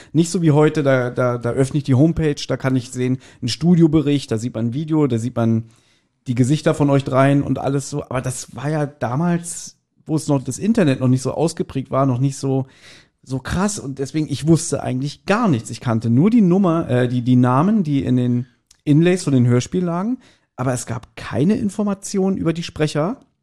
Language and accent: German; Berlin, Germany; wir sind ja alle drei, wir sind ja auch Berliner.